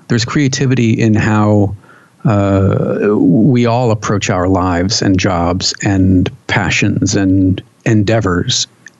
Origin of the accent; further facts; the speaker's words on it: California, United States; there we grew up with as a Californian, you'll know that there were.